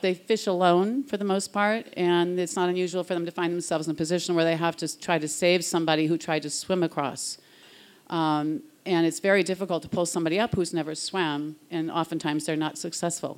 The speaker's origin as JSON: {"language": "English", "area": "Cape Cod", "region": "Massachusetts", "country": "United States", "said": "I'm from the Cape"}